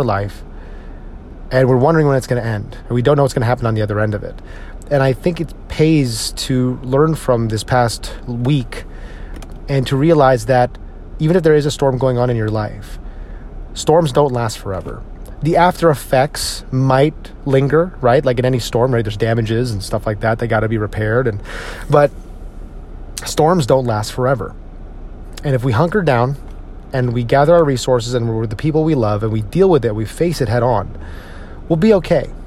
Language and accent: English; Northeast, United States; now in Texas, United States; my friends up in the Northeast and the people I grew up with in the Northeast